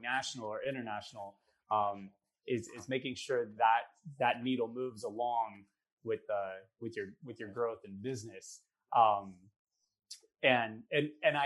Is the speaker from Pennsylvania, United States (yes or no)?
no; Nashville, Tennessee, United States; moved away; close to my hometown of Nashville, Tennessee, which I left many, many, many years ago